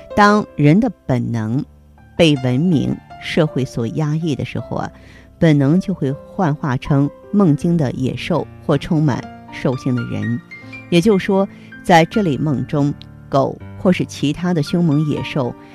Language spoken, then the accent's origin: Chinese; China; 我们生在中国